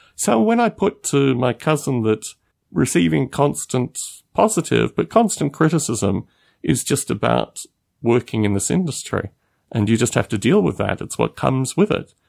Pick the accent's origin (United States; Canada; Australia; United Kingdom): Australia; moved away as an adult; I've lived out of Australia for twelve years. I don't really care too much about being Australian